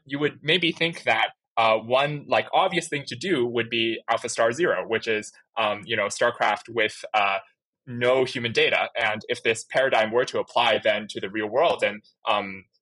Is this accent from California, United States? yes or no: no; Chandler, Arizona, United States; I'm actually from Chandler, Arizona